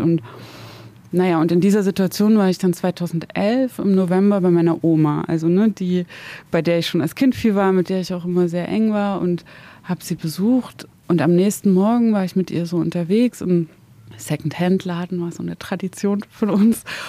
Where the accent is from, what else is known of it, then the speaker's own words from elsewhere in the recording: Zwickau, Saxony, Germany; moved away as an adult; also born or lived in Dresden; now in Berlin, Germany; ich komme ja aus dem Dorf bei Zwickau